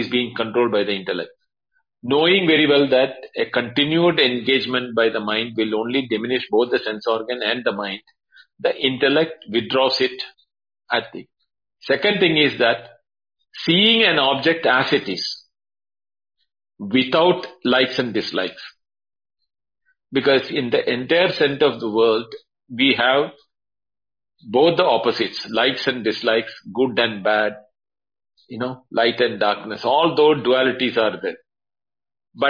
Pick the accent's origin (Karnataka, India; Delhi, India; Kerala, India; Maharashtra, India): Kerala, India; I'm from Kerala